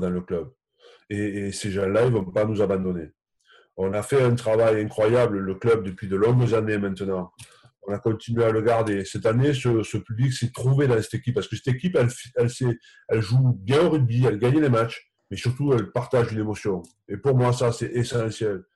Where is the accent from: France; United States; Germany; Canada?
France; Occitania; now in Bordeaux, France; chez moi dans le Minervois viticole